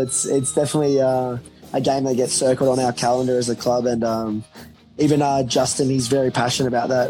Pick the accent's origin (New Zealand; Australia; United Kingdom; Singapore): Australia; Brisbane, Queensland; now in Gold Coast, Australia; I grew up in Brizzy.